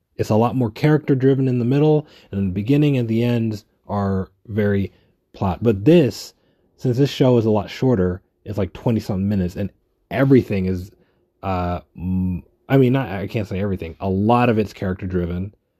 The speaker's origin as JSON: {"language": "English", "town": "New York City", "region": "New York", "country": "United States", "said": "I'm a New Yorker"}